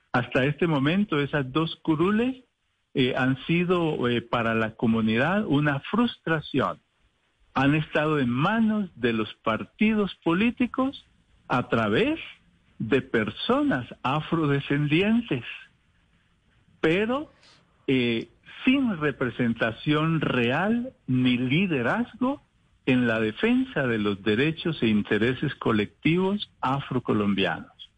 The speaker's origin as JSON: {"language": "Spanish", "country": "Colombia", "said": "somos africanos colombianos, africanos por nuestros orígenes biológicos y culturales y colombianos por la nación en la que nos tocó eh, vivir y nos tocó construir"}